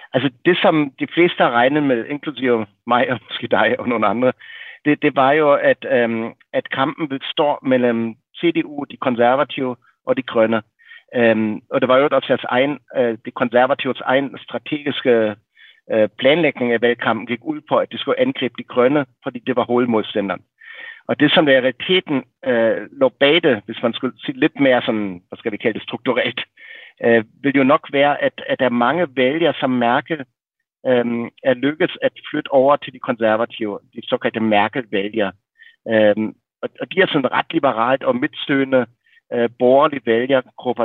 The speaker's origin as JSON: {"language": "Danish", "region": "Berlin", "country": "Germany", "tie": "born or raised there", "moved": "yes", "said": "jeg voksede op i Vestberlin i, i 70'erne og 80'erne"}